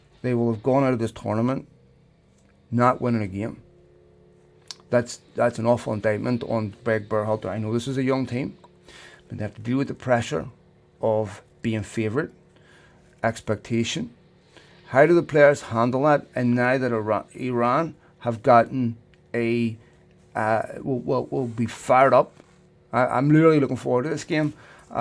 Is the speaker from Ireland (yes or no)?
yes; Ireland; now in United States; I'm Irish